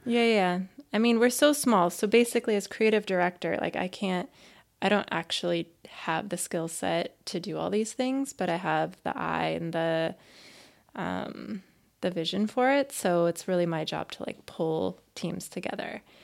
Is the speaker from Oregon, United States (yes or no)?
yes; Oregon, United States; moved away as an adult; now in Boston, United States; I have been living in Boston for I don't know, thirteen years, a little more than thirteen years now, but I'm from Oregon